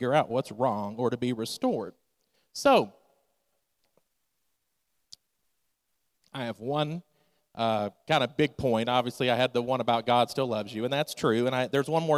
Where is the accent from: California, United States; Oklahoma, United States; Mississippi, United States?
Mississippi, United States; now in Delaware, United States; I'm not from Delaware originally. I'm from Mississippi. And my mom still lives in Mississippi